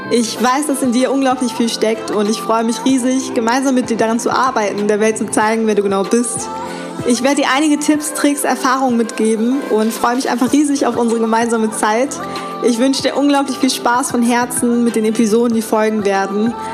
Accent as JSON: {"language": "German", "town": "Remscheid", "region": "North Rhine-Westphalia", "country": "Germany", "tie": "born there", "said": "ich bin hier in Deutschland geboren, in Remscheid."}